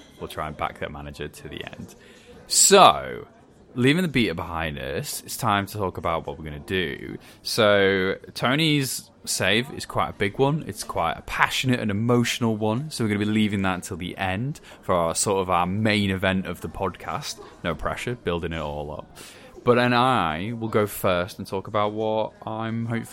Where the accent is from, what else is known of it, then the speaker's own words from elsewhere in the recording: Wales, United Kingdom; as a Welshman